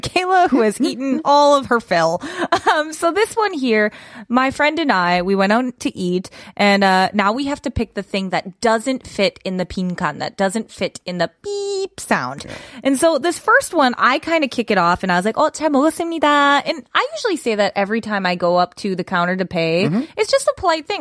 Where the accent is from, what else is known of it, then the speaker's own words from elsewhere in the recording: Midwest, United States; I'm from the Midwest